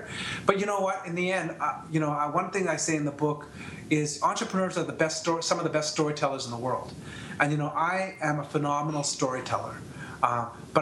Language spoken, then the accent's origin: English; Canada; I'm from Canada